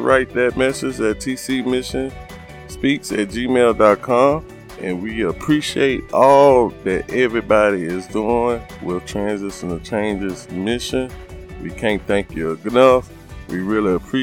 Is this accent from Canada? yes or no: no; United States; me and my family is African Americans, and we would give our thoughts and our feelings to how we have experienced it or this normal day of life within being African American here in America.